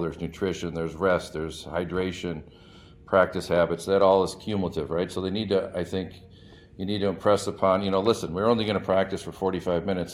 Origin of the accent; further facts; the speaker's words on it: Madison, Wisconsin, United States; moved away; I grew up in Madison